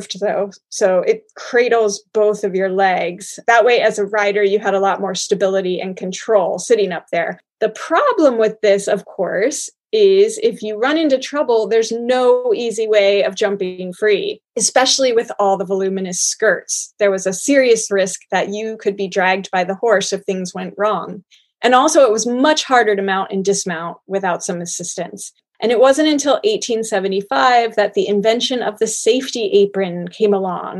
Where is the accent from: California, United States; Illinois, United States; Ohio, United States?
Ohio, United States; Cincinnati; lived for a time in my hometown of Cincinnati